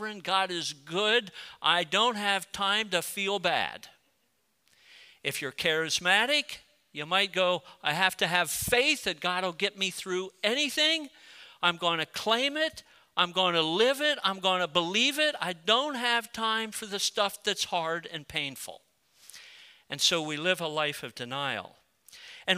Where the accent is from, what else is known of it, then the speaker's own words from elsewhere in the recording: United States; also born or lived in Colorado; I'm a proud patriotic American